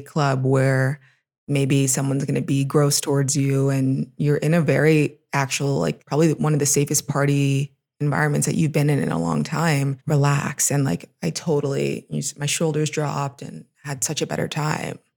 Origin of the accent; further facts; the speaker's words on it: Los Angeles, California, United States; moved away as an adult; also born or lived in Pittsburgh, Pennsylvania; now in Mexico City, Mexico; I'm from Los Angeles